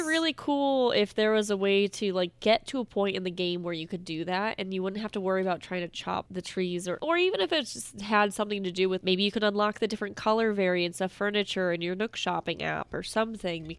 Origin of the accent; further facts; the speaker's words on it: Massachusetts, United States; I'm from Massachusetts